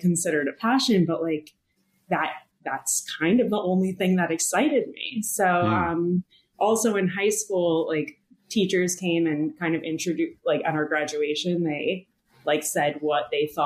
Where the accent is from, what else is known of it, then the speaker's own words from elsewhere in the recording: New York City, New York, United States; I'm a native New Yorker, now in my 30s